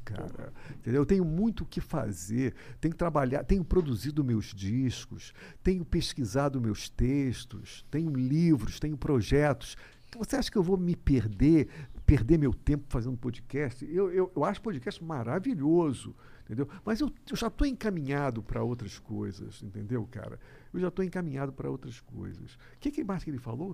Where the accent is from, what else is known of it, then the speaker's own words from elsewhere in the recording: Rio de Janeiro, Brazil; eu sou carioca